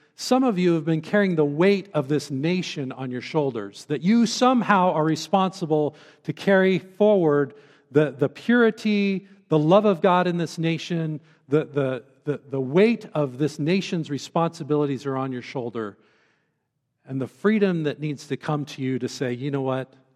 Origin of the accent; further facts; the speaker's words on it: Central Oregon, United States; also born or lived in Bend, Oregon; now in Western Colorado, United States; I grew up in a beautiful place as a, as a young man growing up in Central Oregon